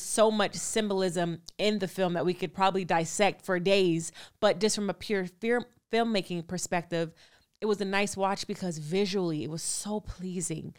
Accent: California, United States; I'm from California

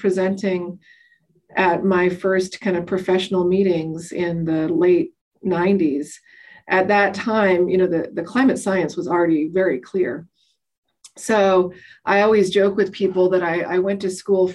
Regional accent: Colorado and Wyoming, the West, United States; now in Boise, United States; I grew up in the West. I grew up in Colorado and Wyoming

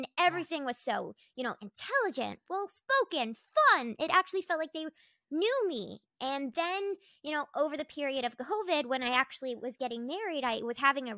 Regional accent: North Carolina, United States; I was like from North Carolina, from the rural woods. Like, I was, I grew up like with cows and chickens, and I grew up in like the Bible Belt of the East Coast.

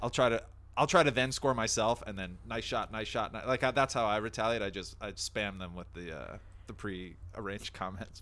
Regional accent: New Jersey, United States; moved away; I'm from the East Coast initially

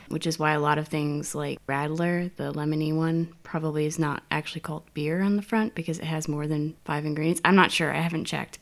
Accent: United States; moved away as an adult; also born or lived in South Korea; now in Berlin, Germany; from the U S

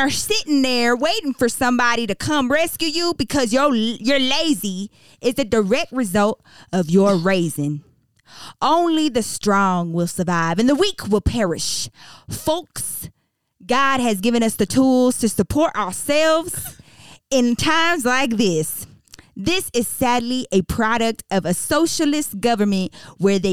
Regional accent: Texas, United States; I am from Texas

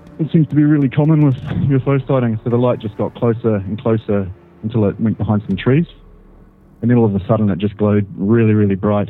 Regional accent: New Zealand; I'm from New Zealand

